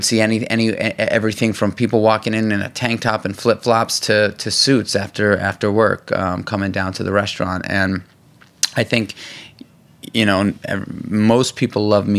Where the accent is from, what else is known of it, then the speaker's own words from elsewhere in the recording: New York City, New York, United States; growing up in New York City